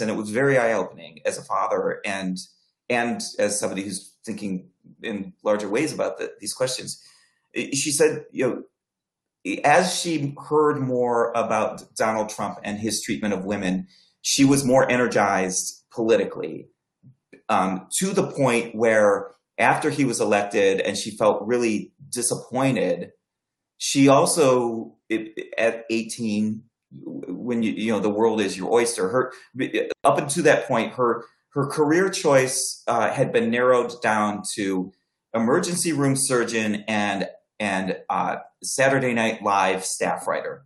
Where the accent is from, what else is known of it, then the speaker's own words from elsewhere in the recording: Akron, Ohio, United States; my hometown of Akron